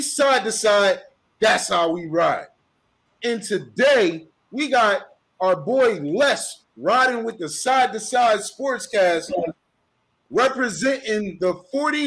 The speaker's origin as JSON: {"language": "English", "town": "Philadelphia", "region": "Pennsylvania", "country": "United States", "tie": "born or raised there", "said": "Growing up in Philly"}